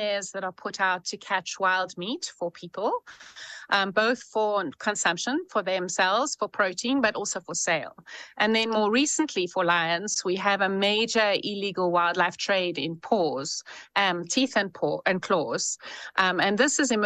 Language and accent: English; South Africa; I'm a South African